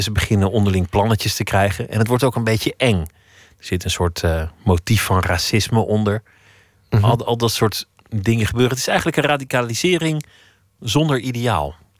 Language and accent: Dutch; Flanders, Belgium; moved away as an adult; now in Amsterdam, Netherlands; ik voel me Belg